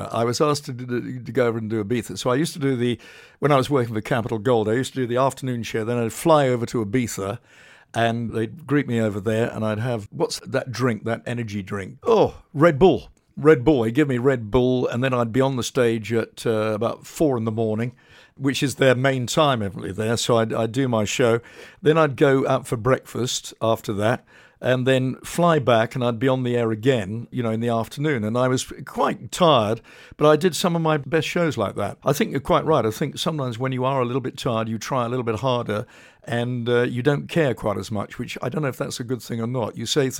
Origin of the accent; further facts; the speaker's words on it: Poole, South West England, United Kingdom; But I was brought up in Poole in Dorset, very close to Sandbanks, and I just always loved the sea.